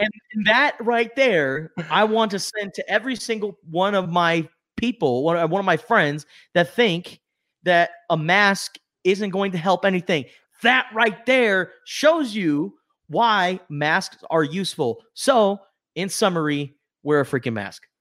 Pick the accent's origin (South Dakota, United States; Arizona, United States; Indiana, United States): Arizona, United States; Tucson; growing up in Tucson, Arizona